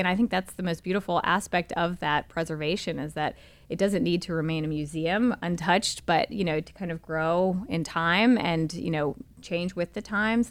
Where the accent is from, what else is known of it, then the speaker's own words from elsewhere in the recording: Charlotte, North Carolina, United States; moved away as an adult; also born or lived in Germany / India / Argentina; now in Rock Hill, United States; I was born and raised in Charlotte, North Carolina